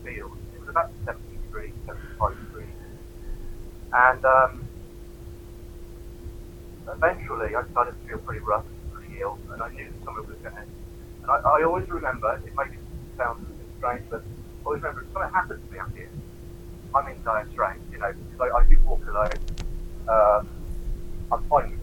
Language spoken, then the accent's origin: English; Oxford, South East England, United Kingdom; Oxford, born and bred